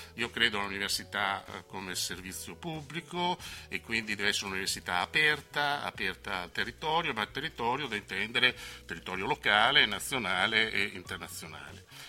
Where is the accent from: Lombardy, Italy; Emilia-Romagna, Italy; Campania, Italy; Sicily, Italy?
Emilia-Romagna, Italy; accent: Romagnolo; sono romagnolo come si sente dalla mia S